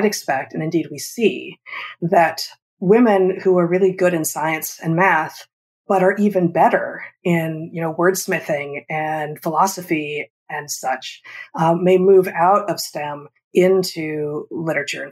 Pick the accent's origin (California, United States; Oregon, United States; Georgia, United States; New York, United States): California, United States; Los Angeles; moved away; also born or lived in Ann Arbor, Michigan; I grew up in Los Angeles